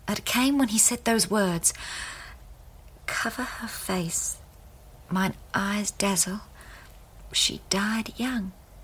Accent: New Zealand; also born or lived in India; No, I was born in India. My father was a British Army officer. My mother died a year or two after giving birth to me, and he sent me to be brought up by her people in New Zealand.

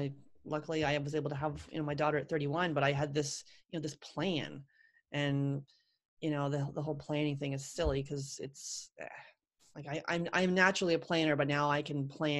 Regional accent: Ohio, United States; I'm just telling people I'm adopted and I'm from Ohio.

